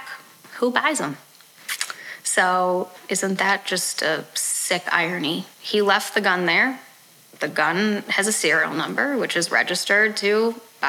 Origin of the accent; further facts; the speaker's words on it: Highland Park, Illinois, United States; I grew up in Highland Park